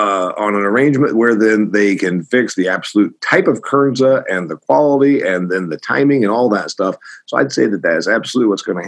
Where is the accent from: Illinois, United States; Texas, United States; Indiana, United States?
Indiana, United States; the Indiana State Fair, my home state